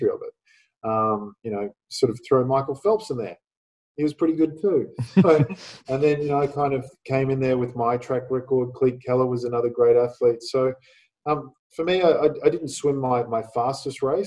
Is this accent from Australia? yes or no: yes; Australia; winning in my home country